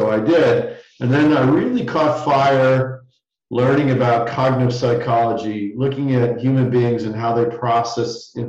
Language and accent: English; Southern Connecticut, United States; I grew up in Southern Connecticut